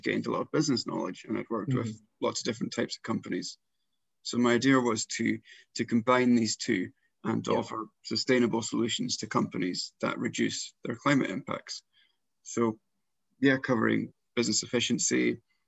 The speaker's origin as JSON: {"language": "English", "area": "South Lanarkshire", "region": "Scotland", "country": "United Kingdom", "tie": "born or raised there", "said": "I grew up in South Lanarkshire"}